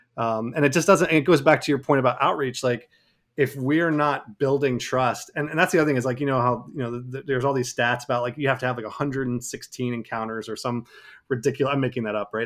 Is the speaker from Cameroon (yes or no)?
yes; Cameroon; moved away; people I, I, I grew up with in Cameroon